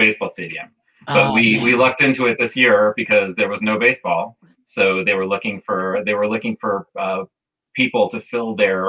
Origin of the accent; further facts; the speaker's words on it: Grand Island, New York, United States; moved away as an adult; now in Washington, D.C., United States; I'm from Grand Island, so life on the pork chop. But I've been here actually. Stacie and I moved here the same year in 2003.